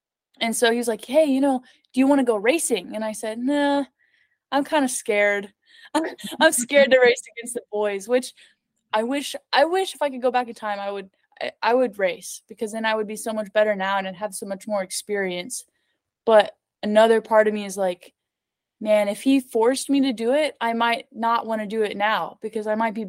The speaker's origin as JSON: {"language": "English", "town": "Los Angeles", "region": "California", "country": "United States", "tie": "born there", "said": "And I was born in California. I was born in Los Angeles."}